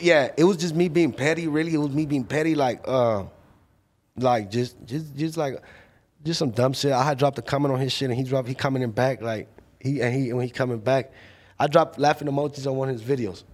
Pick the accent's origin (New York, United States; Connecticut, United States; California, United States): California, United States; Paramount; I'm from Paramount.